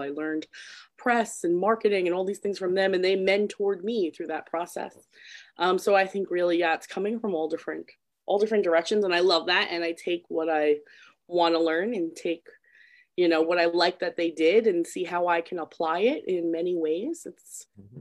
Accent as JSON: {"language": "English", "town": "Patchogue", "region": "New York", "country": "United States", "tie": "born or raised there", "said": "I'm like born and raised in Patchogue, so it's kind of funny that I'm also still there"}